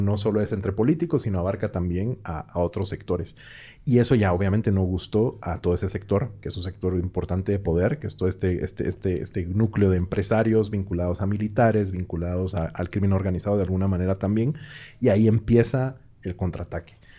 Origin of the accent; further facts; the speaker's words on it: Guatemala City, Guatemala Department, Guatemala; moved away as an adult; now in Mexico City, Mexico; yo también soy de Guatemala, específicamente de la ciudad de Guatemala, y tengo año y medio de vivir en la Ciudad de México